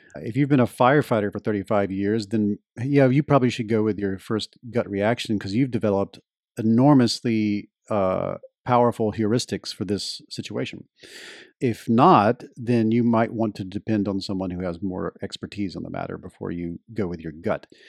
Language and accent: English; Deep South of the United States, United States; where I grew up in the Deep South of the United States